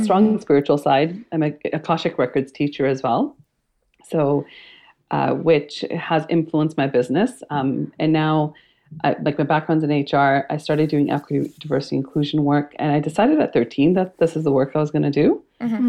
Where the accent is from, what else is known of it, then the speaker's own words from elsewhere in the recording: Canada; i was born and raised in canada my parents were immigrants and it um, they immigrated from India